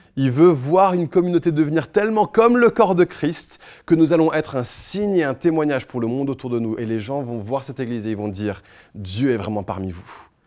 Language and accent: French; France; je suis français autant que vous